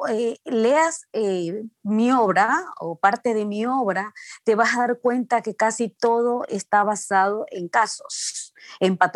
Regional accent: Guayaquil, Guayas, Ecuador; now in United States; vivo en Estados Unidos desde hace algunos años, que nací y crecí en Guayaquil, estudié en la Universidad Católica Santiago de Guayaquil

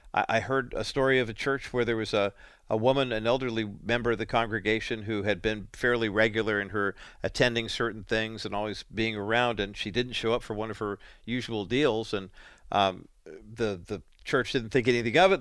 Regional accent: Orange County, California, United States; also born or lived in Whittier, California; we moved from Orange County uh, to Orange County from Whittier when I was seven in January of 1969

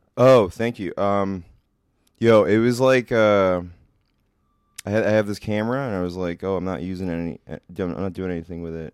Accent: New York, United States; moved away as an adult; also born or lived in Australia / Portland; I'm from New York

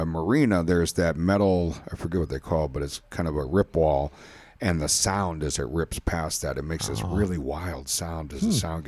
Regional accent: Milwaukee, Wisconsin, United States; when I grew up in Milwaukee, there's a group called the Milwaukee Community Sailing Center

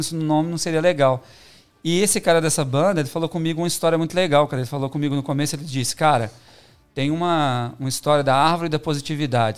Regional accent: Belo Horizonte, Minas Gerais, Brazil; moved away as an adult; now in São Paulo, Brazil; Eu sou de Belo Horizonte, né? Uhum. Minha, minha naturalidade.

